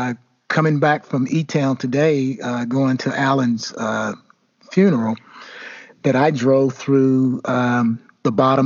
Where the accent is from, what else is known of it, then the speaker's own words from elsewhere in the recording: Elizabethtown, Kentucky, United States; moved away as an adult; I still love my hometown.